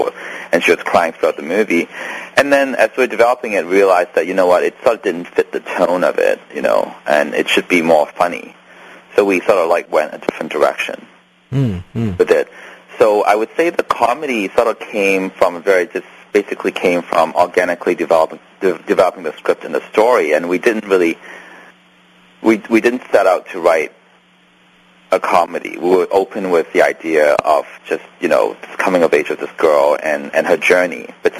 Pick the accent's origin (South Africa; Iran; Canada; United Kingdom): Canada; because I'm also Canadian, so, you know, we have...